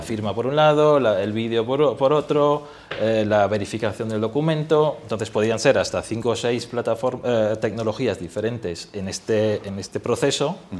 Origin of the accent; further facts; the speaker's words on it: Germany; now in Spain; siendo alemán